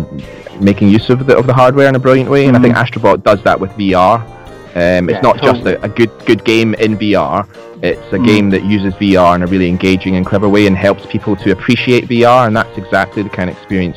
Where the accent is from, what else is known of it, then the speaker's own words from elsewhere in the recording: Scotland, United Kingdom; I'm Scottish, if you can't tell from the accent